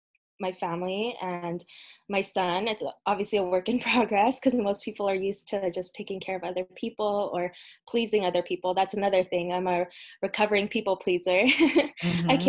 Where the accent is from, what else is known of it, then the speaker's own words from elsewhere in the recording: United States; also born or lived in Philippines; I was born here in the US